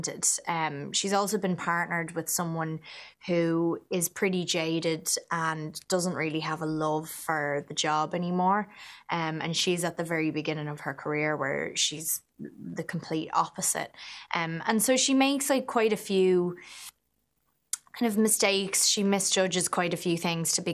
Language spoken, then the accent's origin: English; Ireland; accent: Irish; It was really nice to finally enjoy being Irish